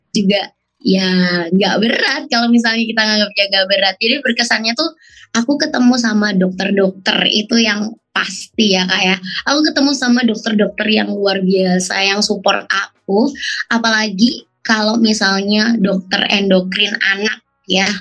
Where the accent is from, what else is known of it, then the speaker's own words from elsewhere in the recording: Surabaya, East Java, Indonesia; aku dari Kota Surabaya